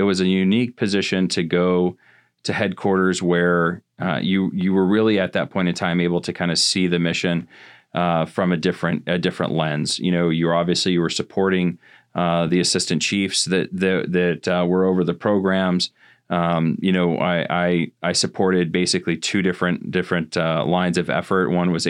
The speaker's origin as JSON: {"language": "English", "town": "Van Buren", "region": "Maine", "country": "United States", "tie": "born or raised there", "said": "you know, and I grew up in Northern Maine. I actually grew up in Van Buren, as a matter of fact."}